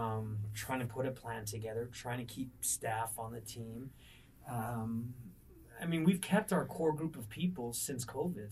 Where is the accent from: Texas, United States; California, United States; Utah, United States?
Texas, United States; El Paso; also born or lived in Ohio / New Mexico; I was born in Ohio, but El Paso is home and has been for since I was very, very young